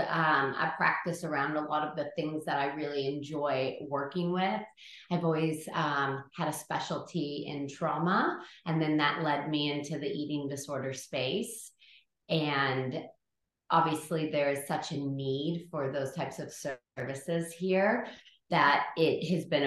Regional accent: California, United States; moved away as an adult; now in Adelaide, Australia; I'm from California, and that is where I did my schooling

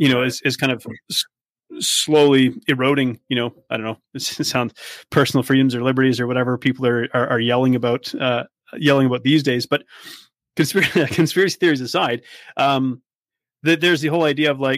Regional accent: Vancouver Island, British Columbia, Canada; moved away; I come from the West Coast. I come from British Columbia. And over there we have, you know, I come from Vancouver Island

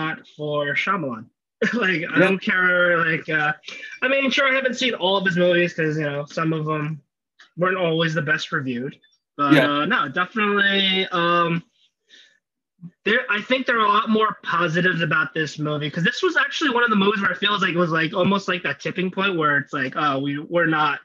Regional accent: United States; me being an American

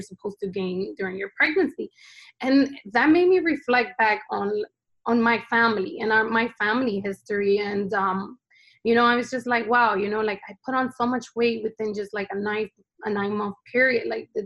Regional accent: New Jersey, United States; also born or lived in Honduras; I was born here in New Jersey

